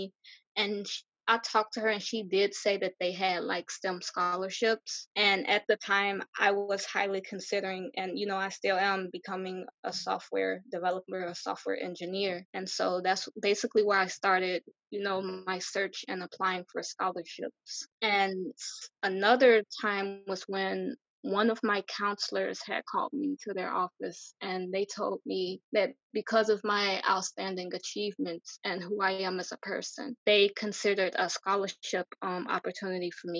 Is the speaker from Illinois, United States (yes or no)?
yes; Chicago, Illinois, United States; I am from Chicago, born and raised